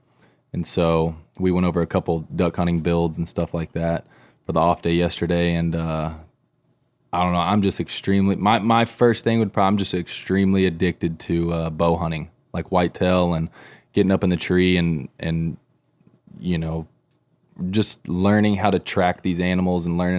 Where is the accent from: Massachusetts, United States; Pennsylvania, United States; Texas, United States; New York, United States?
Texas, United States; I'm from Texas, and as far as I could remember, I've been whitetail hunting many, many years with my family, just growing up.